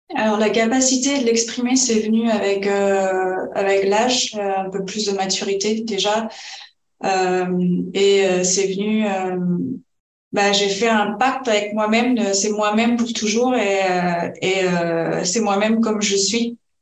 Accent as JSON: {"language": "French", "country": "France", "also_born_or_lived": "Spain", "moved": "as an adult", "said": "nous on est français"}